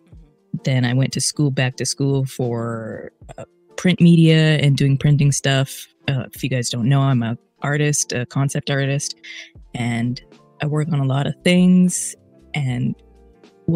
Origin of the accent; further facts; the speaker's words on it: Edmonton, Alberta, Canada; BioWare is in my hometown